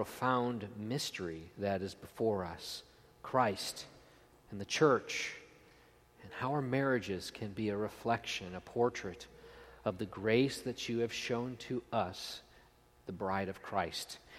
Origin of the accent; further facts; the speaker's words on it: outside of Buffalo, Western New York, United States; I grew up in Western New York, outside of Buffalo